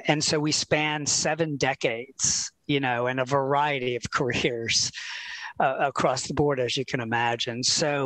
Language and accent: English; Philadelphia, Pennsylvania, United States; moved away; also born or lived in Florida; I am from Philadelphia, Pennsylvania